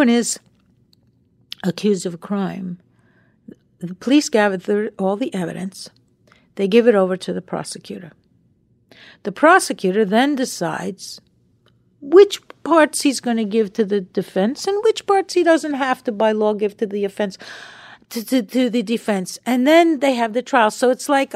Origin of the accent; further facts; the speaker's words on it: Long Island, New York, United States; moved away; we were kids growing up on Long Island together